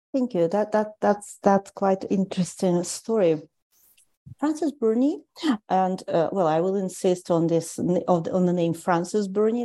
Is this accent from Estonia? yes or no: yes; Tallinn, Harju County, Estonia; moved away as an adult; also born or lived in St. Petersburg, Russia; now in Canada; I grew up in Tallinn in Estonia